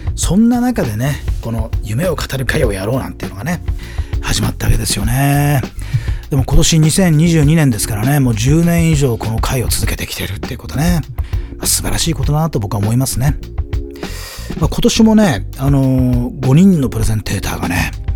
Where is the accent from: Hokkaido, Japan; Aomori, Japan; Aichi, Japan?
Aomori, Japan; 僕 の地元の青森でね